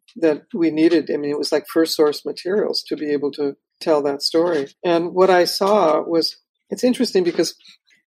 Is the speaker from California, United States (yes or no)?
yes; Los Angeles, California, United States; also born or lived in Watts, Los Angeles; I was born in Watts and I grew up in Pacoima